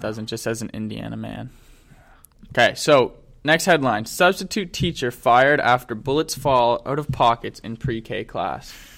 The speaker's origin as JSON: {"language": "English", "town": "Ottawa", "region": "Ontario", "country": "Canada", "said": "we're from Ottawa"}